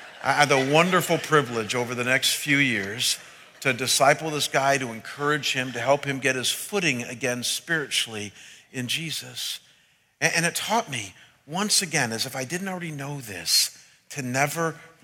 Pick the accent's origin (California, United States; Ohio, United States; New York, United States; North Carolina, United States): Ohio, United States; Cleveland; moved away as an adult; now in Scottsdale, United States; I was ministering back in my hometown for 6 years as the senior pastor of my home church